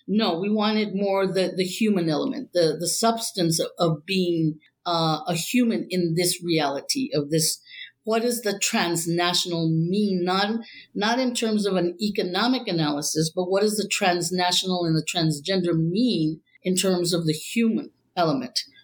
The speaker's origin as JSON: {"language": "English", "town": "Laredo", "region": "Texas", "country": "United States", "tie": "born or raised there", "said": "I'm from Laredo, Texas, which is right on the border to Mexico. So I grew up in a kind of transnational uh, ambiente."}